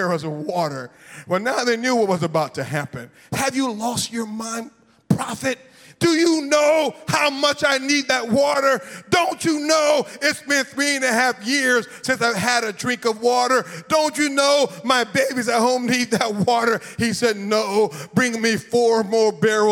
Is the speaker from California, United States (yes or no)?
no; Florida, United States; I'm from Florida